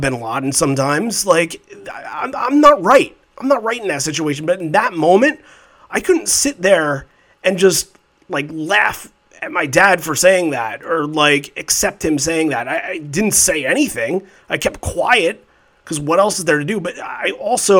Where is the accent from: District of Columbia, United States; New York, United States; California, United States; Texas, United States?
New York, United States; Islip; I'm from Islip originally.